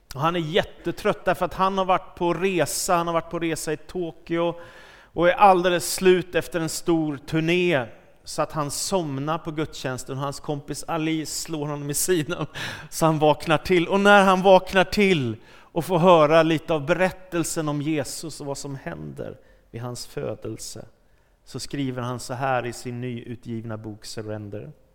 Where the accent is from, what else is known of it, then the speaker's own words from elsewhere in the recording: Stockholm, Stockholm County, Sweden; när jag växte upp i Stockholm och var tonåring